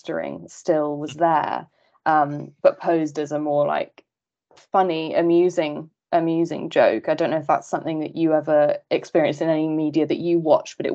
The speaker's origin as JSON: {"language": "English", "country": "United Kingdom", "tie": "born or raised there", "said": "growing up in Britain, transgender lives were not discussed with me either"}